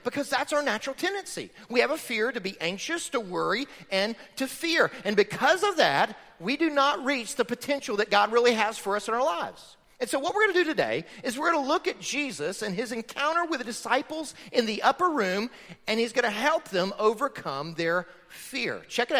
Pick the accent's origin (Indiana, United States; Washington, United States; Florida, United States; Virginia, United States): Florida, United States; I grew up in Florida on a farm